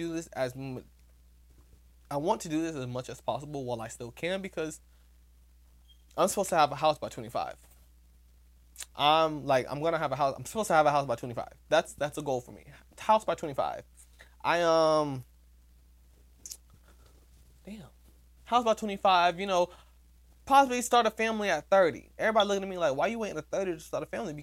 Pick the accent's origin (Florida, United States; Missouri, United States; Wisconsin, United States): Florida, United States; I'm from Florida